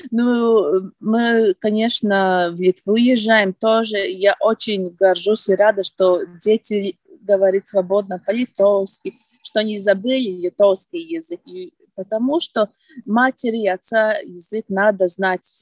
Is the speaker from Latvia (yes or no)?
yes; Preiļi, Preiļi Municipality, Latvia; moved away as an adult; Я родилась в Прейле, э, училась, жила и вернулась тоже в Прейле. Я уехала очень-очень давно, еще э, в студенческие времена, в 1999 году.